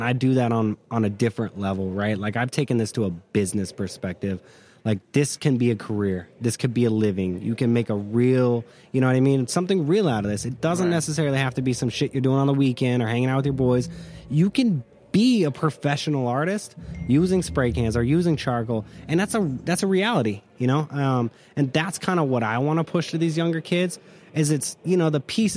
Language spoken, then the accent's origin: English; Magna, Utah, United States; I grew up in Magna, so kind of the hood